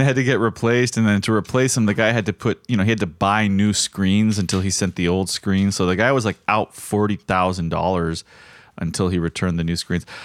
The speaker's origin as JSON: {"language": "English", "region": "South Florida", "country": "United States", "tie": "born or raised there", "said": "growing up in South Florida and it rains so often"}